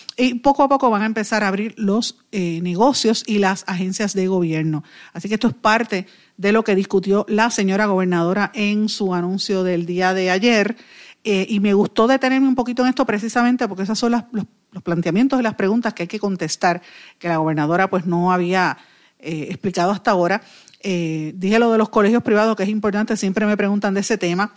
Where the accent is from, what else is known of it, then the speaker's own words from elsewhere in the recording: Guaynabo, Puerto Rico; yo soy de Guainabo, vivo en Guainabo, es mi pueblo toda la vida y mi familia es de Guainabo